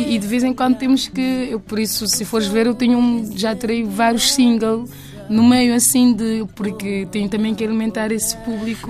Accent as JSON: {"language": "Portuguese", "town": "Pedra Badejo", "region": "Santiago", "country": "Cape Verde", "tie": "born or raised there", "said": "Eu sou de Pedra Badejo"}